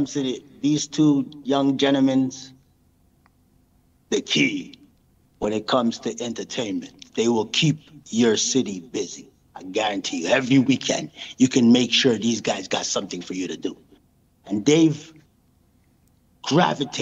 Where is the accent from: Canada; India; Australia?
Canada; Montreal, Quebec; also born or lived in Brampton; now in Laval, Canada; I'm from Park X